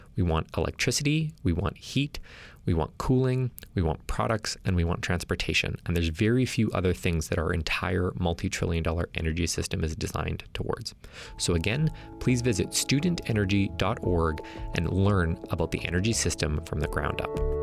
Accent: Alberta, Canada; as someone who's born and raised in Alberta

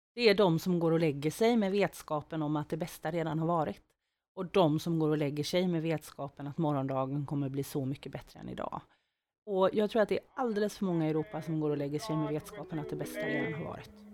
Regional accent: Skene, Västra Götaland, Sweden; moved away as an adult; now in Växjö, Sweden; Jag kommer från Skene från början

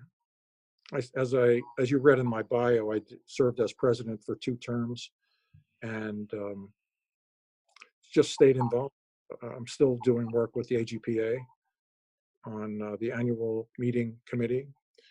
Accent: New York, United States; moved away; New York, which is my hometown

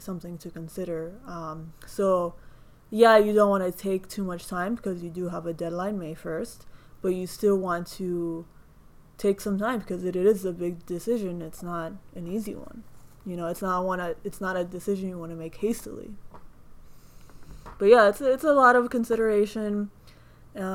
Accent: Florida, United States; University of Florida, my home state

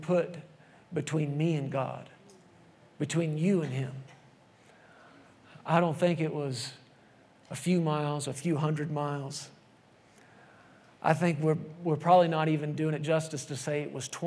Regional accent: Texas, United States; moved away as an adult; I grew up in Texas and not out in the country or anything. We were there in the city, suburbs

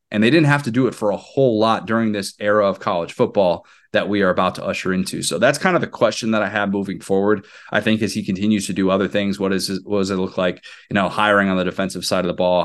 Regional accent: Midwest, United States; I grew up in the Big Ten. I, I lived the vast majority of my life in the Midwest

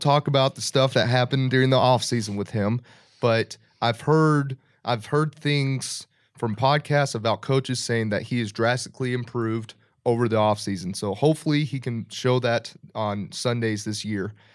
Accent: Dallas, Texas, United States; I grew up in the Dallas area

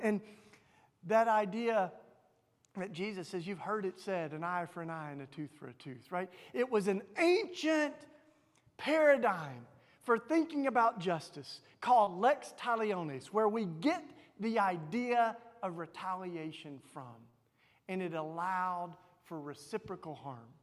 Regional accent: Tennessee, United States; accent: southern; you can tell from my southern accent, I grew up in Tennessee

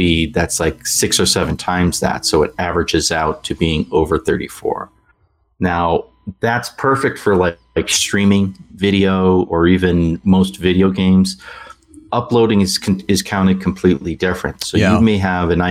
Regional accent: Massachusetts, United States; moved away as an adult; now in Utah, United States; I'm originally from Massachusetts

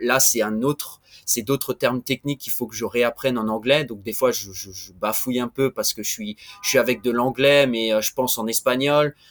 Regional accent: France; accent: French; also born or lived in Montreal, Canada; now in Venezuela; comme vous pouvez euh, l'entendre avec mon accent, je suis français.

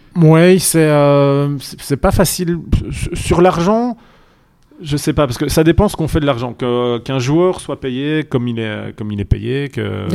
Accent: Charleroi, Wallonia, Belgium; Charleroi, ma, ma ville natale

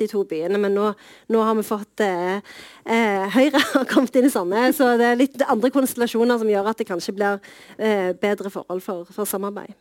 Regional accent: Sandnes, Rogaland, Norway; på Trones eller Stangeland i Sandnes

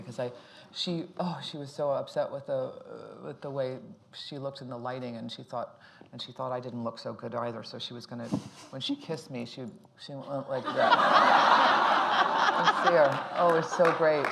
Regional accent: Dayton, Ohio, United States; also born or lived in Boston, Massachusetts / Cincinnati, Ohio; Dayton, Ohio. I was born in Boston, Massachusetts, and then and w- grew up in Cincinnati and Dayton, Ohio

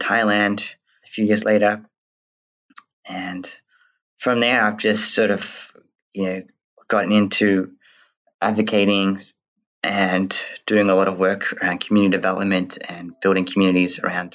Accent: Western Australia, Australia; also born or lived in New Zealand; I was born in New Zealand and grew up in West Australia

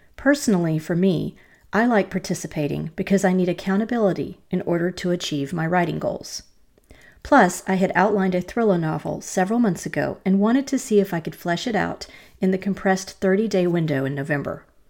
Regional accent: North Carolina, United States; my home state

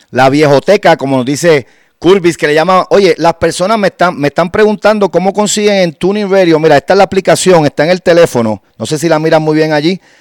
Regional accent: Guánica, Puerto Rico; allá está en Guánica, Puerto Rico, de donde soy, de la costa del sur.

